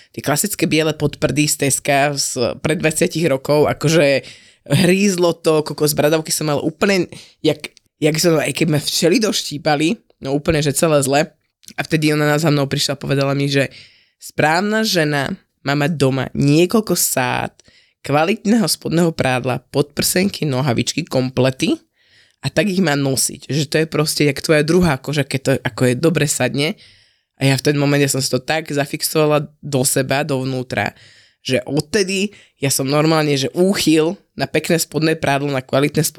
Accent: Vlčkovce, Trnava Region, Slovakia; u nás vo Vočkovciach

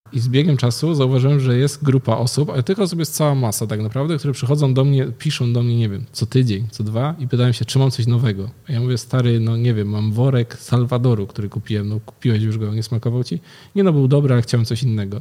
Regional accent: Wągrowiec, Greater Poland, Poland; z mojego rodzinnego miasta, z Wągrowca

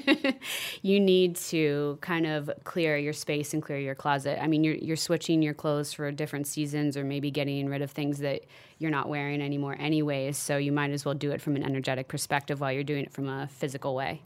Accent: Midwest, United States; I grew up in the Midwest, Irish Catholic

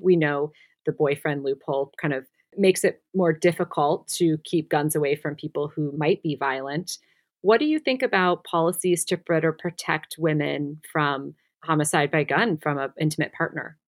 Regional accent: Midwest, United States; I'm also from the Midwest

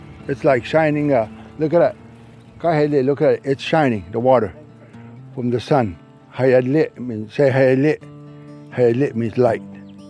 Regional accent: Everglades tree island, Florida, United States; It's got a lot of trees and it's high, and when the water's high, it never goes underwater. So that's when we moved from Castellapo all the way to that island. And that's where I was born, and most of our brothers and sisters.

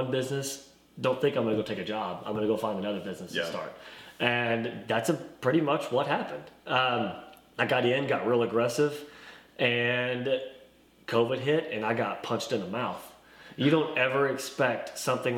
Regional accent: Sallisaw, Oklahoma, United States; moved away as an adult; now in Arkansas, United States; I am from a small town in eastern Oklahoma called Salisaw, right off I-40. It's a McDonald's, as a lot of people know it by. And I grew up there

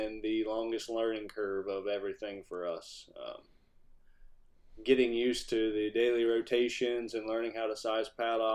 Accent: Southern Ohio, United States; I was born and raised here in Southern Ohio.

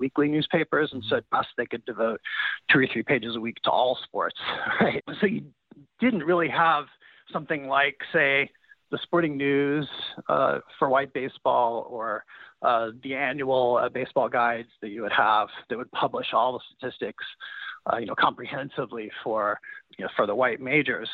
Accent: Kansas City, Missouri, United States; I was growing up in Kansas City as a fan of the Royals

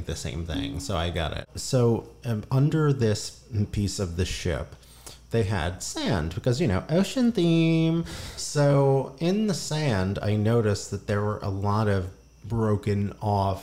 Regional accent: New Jersey, United States; I grew up in South Jersey, and my closest beach was Atlantic City

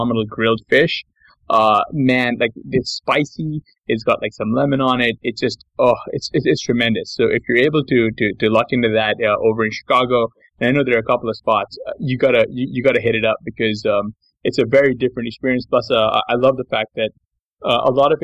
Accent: Pakistan; now in United States; I'm a Pakistani, so like our food is a little bit different

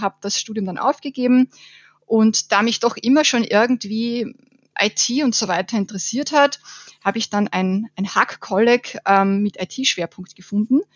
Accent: Burgenland, Austria; now in Vienna, Austria; ich bin aus Wien, äh, komme eigentlich aus dem sonnigen Burgenland, lebe aber jetzt schon seit zehn Jahren in Wien

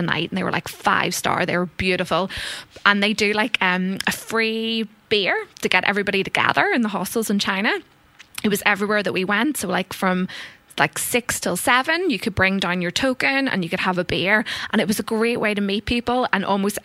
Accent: Ireland; moved away as an adult; growing up in Ireland

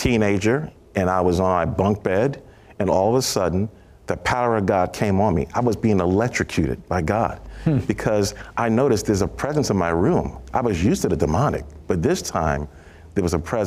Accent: New York City, New York, United States; I was from Brooklyn, New York

